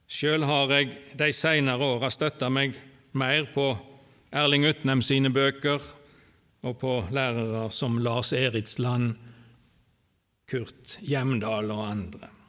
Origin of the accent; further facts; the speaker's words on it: Åkrehamn, Rogaland, Norway; born there; Jeg er født på Karmøy, Åkrahamn. Der bodde òg farfar og farmor og min fars slekt fram til jeg var godt voksen.